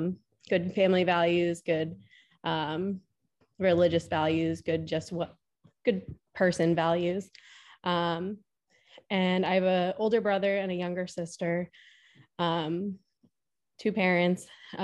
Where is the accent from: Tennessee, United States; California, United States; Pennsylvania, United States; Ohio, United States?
Pennsylvania, United States; So I grew up in Pennsylvania. I actually went to a small Catholic school to start off